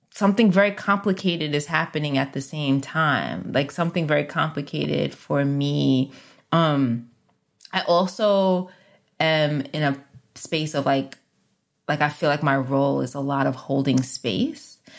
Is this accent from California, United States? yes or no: no; New York City, New York, United States; Where I grew up in the Bronx, we had Carvel ice cream